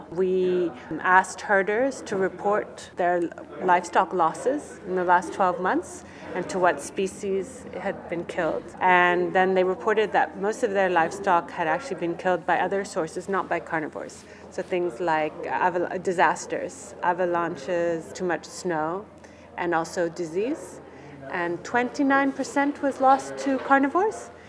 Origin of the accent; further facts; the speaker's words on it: France; also born or lived in United Kingdom; I am French British and I did a presentation called The Big Bad Lynx and the Innocent Snow Leopard.